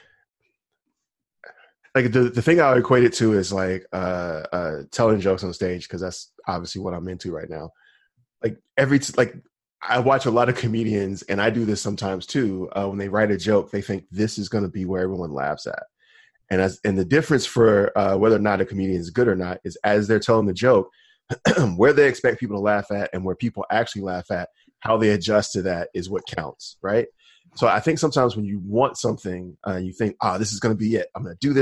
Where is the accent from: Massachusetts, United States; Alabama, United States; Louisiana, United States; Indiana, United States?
Alabama, United States; No, actually, I'm from Alabama.